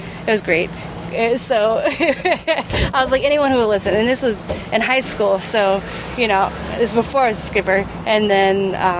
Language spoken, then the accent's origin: English; Indiana, United States; I grew up in Indiana